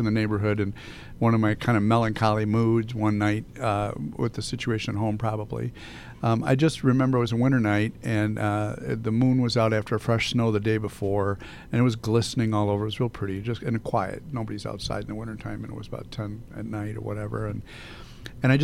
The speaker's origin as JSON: {"language": "English", "town": "Arlington Heights", "region": "Illinois", "country": "United States", "tie": "born or raised there", "said": "I grew up in Arlington Heights, and the neighborhood would always be there"}